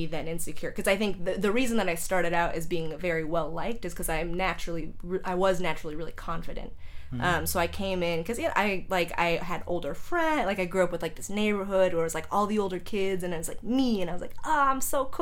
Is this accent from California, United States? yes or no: yes; San Jose, California, United States; also born or lived in Chicago; I grew up in San Jose.